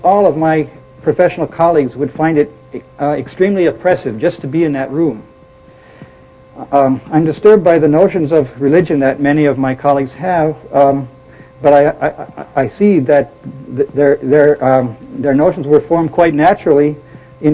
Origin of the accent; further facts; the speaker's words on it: Milwaukee, Wisconsin, United States; I was born in Milwaukee, Wisconsin. I grew up as a member of the Lutheran Church, and I went to grade school and high school in Lutheran schools